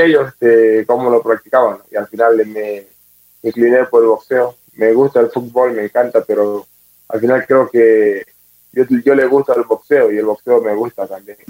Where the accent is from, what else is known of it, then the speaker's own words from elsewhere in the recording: Puerto Quito, Pichincha, Ecuador; soy de Puerto Quito, tengo 29 años. Pues nada, una familia humilde, muchos hermanos